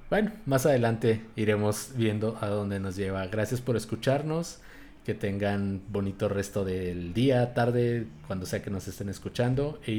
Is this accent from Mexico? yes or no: yes; Hermosillo, Sonora, Mexico; also born or lived in Mexico City; los dos somos mitad chilangos, mitad eh, hermosillenses y allá en Hermosillo es muy normal referirte a las personas como